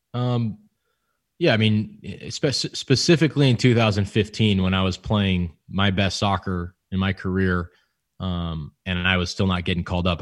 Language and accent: English; California, United States; moved away; also born or lived in Houston; I'm from California.